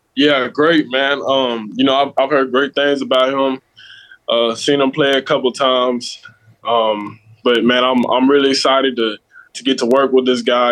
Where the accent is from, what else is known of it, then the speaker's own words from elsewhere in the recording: Louisville, Kentucky, United States; also born or lived in Las Vegas, Nevada; my hometown